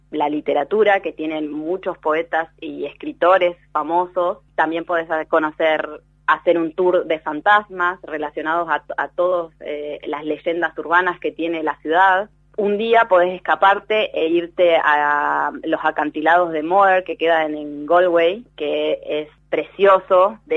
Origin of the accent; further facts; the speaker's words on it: Argentina; now in Ireland; para mí, que vengo de Argentina, donde los precios cambian todo el tiempo en relación al supermercado